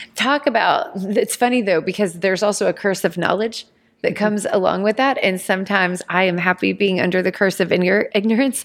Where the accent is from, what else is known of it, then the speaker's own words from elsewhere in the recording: Georgia, United States; I grew up in Georgia